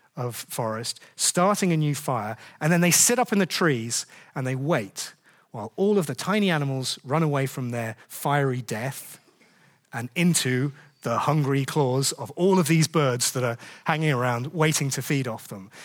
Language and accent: English; United Kingdom; we're British